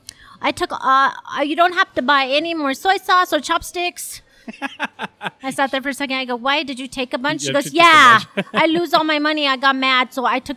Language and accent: English; Idaho Falls, Idaho, United States; moved away; I actually grew up in Idaho Falls since I was eight